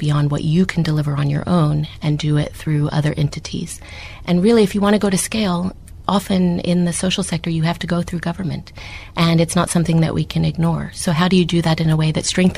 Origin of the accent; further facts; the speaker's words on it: United States; accent: American; moved away as an adult; now in South Africa; You can hear from my accent, I'm American